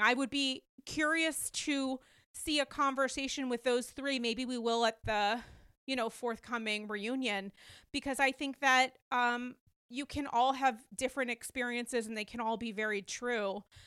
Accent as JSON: {"language": "English", "region": "Rhode Island", "country": "United States", "tie": "born or raised there", "said": "for many years growing up in Rhode Island"}